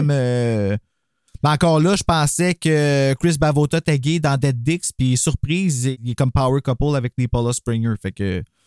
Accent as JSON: {"language": "French", "town": "Gatineau", "region": "Quebec", "country": "Canada", "said": "On est de Gatineau."}